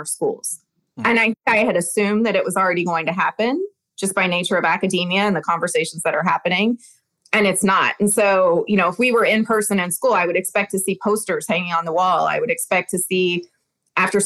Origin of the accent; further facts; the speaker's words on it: the South, United States; I'm from the South